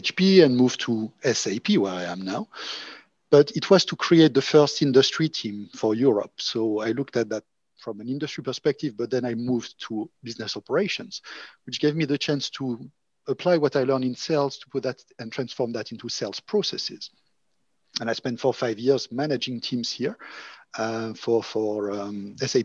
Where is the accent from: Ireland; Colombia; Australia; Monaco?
Monaco; moved away; also born or lived in France / Oxford / Berlin; I'm originally from Monaco, and I guess because I was coming from a small country